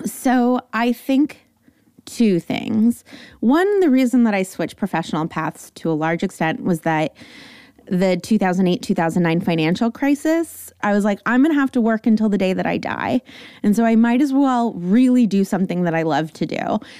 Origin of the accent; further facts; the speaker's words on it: Los Angeles, California, United States; San Fernando Valley. So I come by my likes and totallys and definitleys very authentically